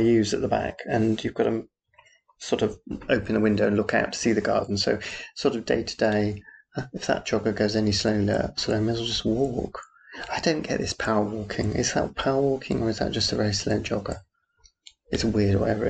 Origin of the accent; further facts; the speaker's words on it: Yorkshire and the Humber, United Kingdom; moved away; also born or lived in Aberystwyth; Yorkshire, where I come from